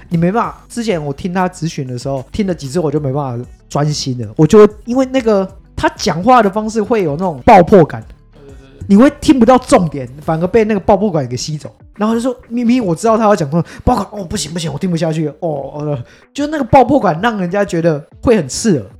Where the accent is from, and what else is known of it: Tainan, Taiwan; born or raised there